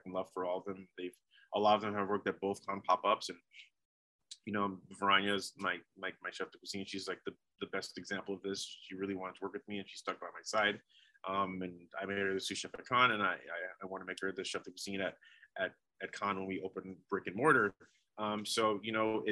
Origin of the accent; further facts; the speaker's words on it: New York, United States; moved away; also born or lived in Oregon; I've been to New York and I'm from there